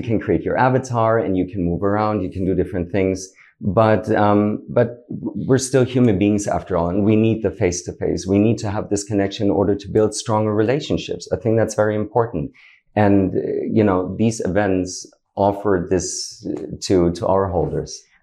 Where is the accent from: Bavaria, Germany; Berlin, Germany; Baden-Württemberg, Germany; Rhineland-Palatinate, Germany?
Berlin, Germany; moved away as an adult; now in Dubai, United Arab Emirates; originally I'm from Germany, uh, born and raised in Berlin.